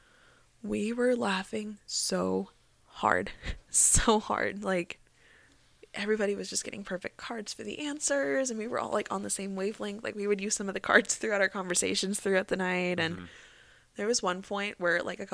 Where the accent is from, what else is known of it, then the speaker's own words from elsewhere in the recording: Texas, United States; now in Glendale, United States; I was from Texas